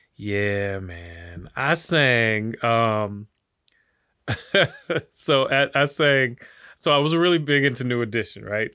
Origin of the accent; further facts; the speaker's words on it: Detroit, Michigan, United States; now in Miami, United States; I grew up in Detroit